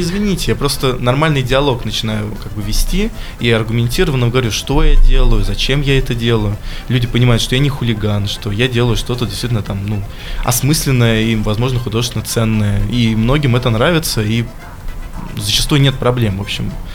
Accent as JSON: {"language": "Russian", "town": "Michurinsk", "region": "Tambov Oblast", "country": "Russia", "tie": "born or raised there", "moved": "yes", "lives_now": "Voronezh, Russia", "said": "я сам не воронежский, я приехал сюда в 2014 году, вот сам я родом из Мичуринска"}